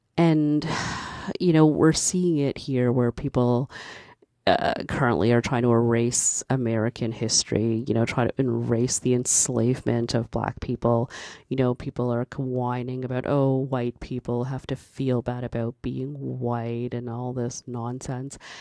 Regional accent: Canada; I was born in Canada. Um, my parents are from Barbados.

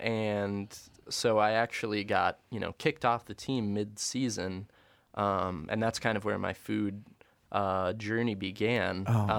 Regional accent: Corner Cross, Oklahoma, United States; I grew up in Corner Cross, you know.

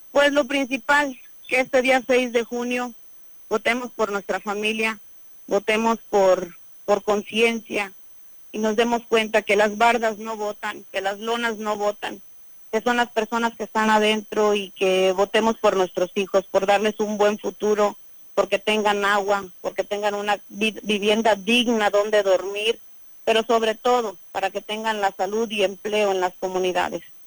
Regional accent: Aquismón, San Luis Potosí, Mexico

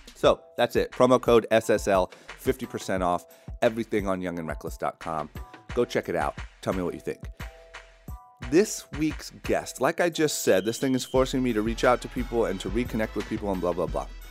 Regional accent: Ohio, United States; growing up in Ohio

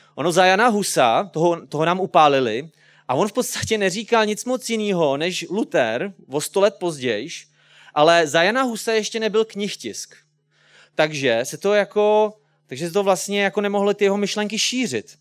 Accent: Česká Třebová, Pardubice Region, Czechia; jsem z České Třebové, je mi třicet pět let

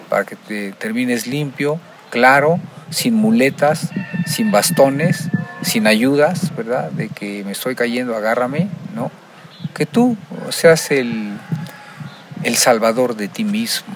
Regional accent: Mexico; nosotros como mexicanos tenemos una idiosincrasia

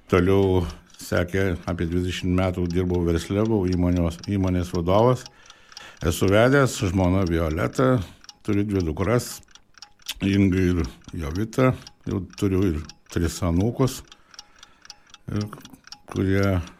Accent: Lazdijai District, Alytus County, Lithuania; esu gimęs Salzdių rajone, baigiau vidurinę mokyklą, Krosnos vidurinę mokyklą

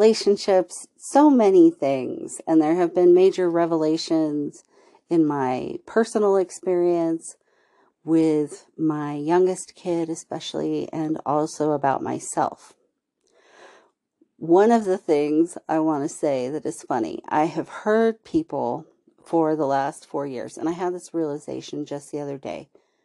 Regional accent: California, United States; accent: Valley Girl; I grew up in California

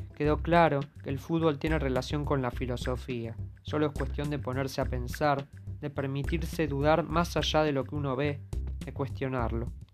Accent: Argentina; nos daña como argentinos

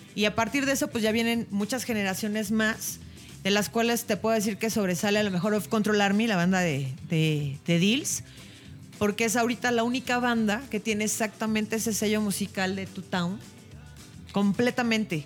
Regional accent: Mexico; somos mexicanos

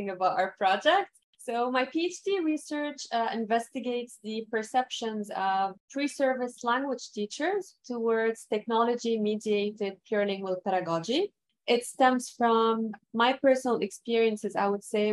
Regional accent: Lebanon; first language Arabic; English is a second language; moved away as an adult; now in Montreal, Canada; I was born and raised in Lebanon

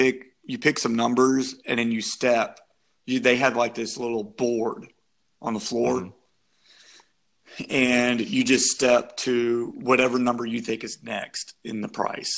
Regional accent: Shreveport, Louisiana, United States; I'm from Shreveport

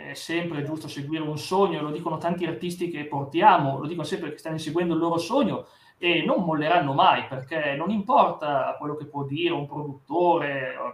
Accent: Vercelli, Piedmont, Italy; Io sono di Vercelli, Piemonte

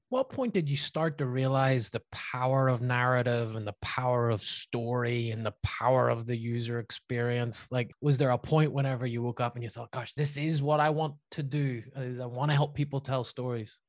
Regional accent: Belfast, Northern Ireland, United Kingdom; my hometown of Belfast

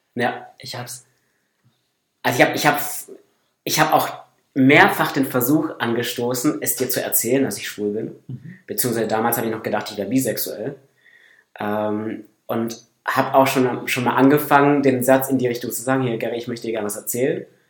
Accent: Northern Black Forest, Baden-Württemberg, Germany; moved away; komme aus dem Nordschwarzwald

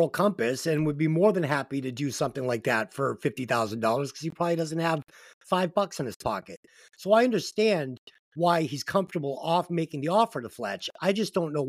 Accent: Boston, Massachusetts, United States; Boston Bar. One of the bars in my hometown

